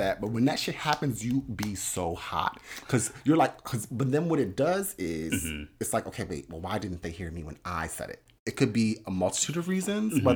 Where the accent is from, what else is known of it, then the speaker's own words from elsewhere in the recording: New Jersey, United States; I grew up in South Jersey